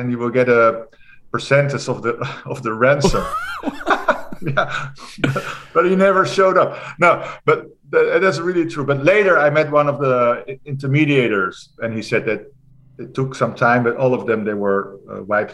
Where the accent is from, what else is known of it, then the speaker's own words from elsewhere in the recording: Netherlands; I'm from the Netherlands.